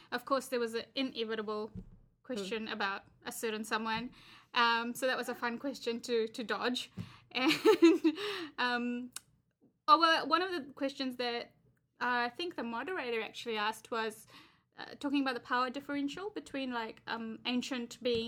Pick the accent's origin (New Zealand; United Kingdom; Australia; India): New Zealand; I'm a Kiwi